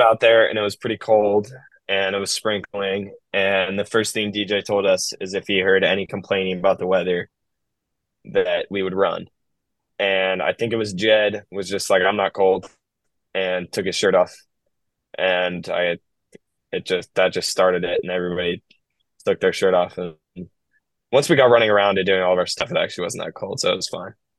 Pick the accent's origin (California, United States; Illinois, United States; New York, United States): California, United States; Bay Area; I'm from the Bay Area